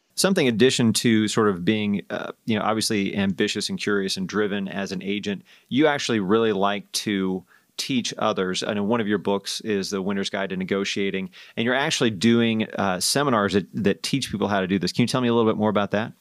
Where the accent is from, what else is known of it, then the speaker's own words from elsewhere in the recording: Indiana, United States; I grew up in Indiana